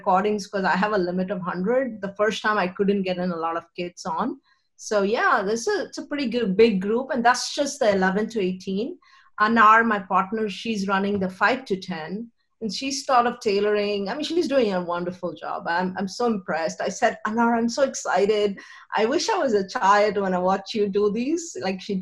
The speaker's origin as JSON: {"language": "English", "country": "India", "tie": "born or raised there", "said": "I grew up in India"}